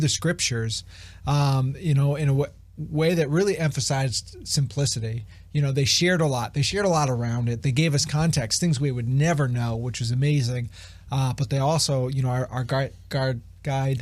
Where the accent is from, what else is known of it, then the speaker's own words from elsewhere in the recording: Ohio, United States; I'm from Ohio, not, uh, from the West Coast.